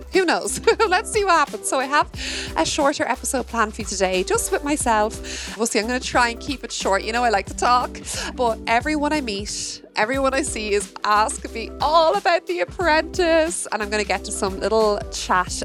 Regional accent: Ireland; me as an Irish woman

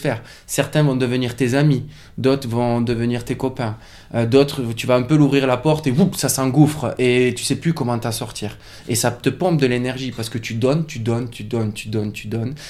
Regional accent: France; moved away as an adult; also born or lived in Toulouse / Biarritz / Paris; C'est là où je suis né, c'est là où j'ai grandi

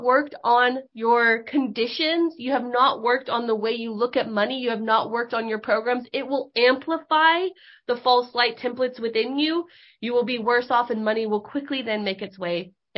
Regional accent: Northern California, United States; moved away; we grew up in Northern California

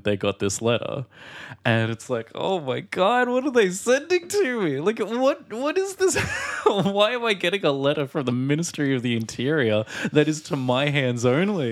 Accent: Australia

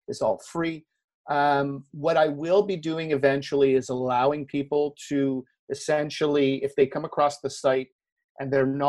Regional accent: Canada; I'm Canadian, I'm based in Montreal

